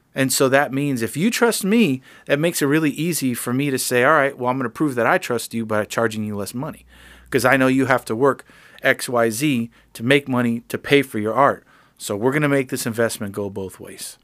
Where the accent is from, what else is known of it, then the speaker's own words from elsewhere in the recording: Miami, Florida, United States; now in Nashville, United States; I'm from Miami.